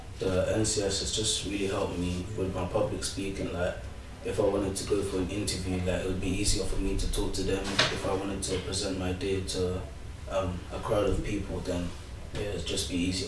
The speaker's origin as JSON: {"language": "English", "region": "London", "country": "United Kingdom", "said": "I'm 16, and I'm from North West London."}